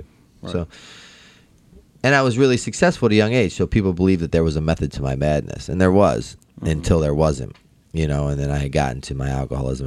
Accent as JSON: {"language": "English", "town": "Baltimore", "region": "Maryland", "country": "United States", "said": "I'm from Baltimore."}